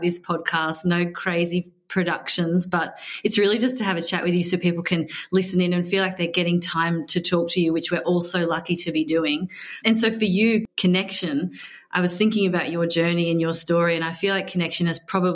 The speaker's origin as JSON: {"language": "English", "town": "Dunedoo", "region": "New South Wales", "country": "Australia", "tie": "born or raised there", "said": "I grew up in Dunedoo, which is a tiny little town in Central West"}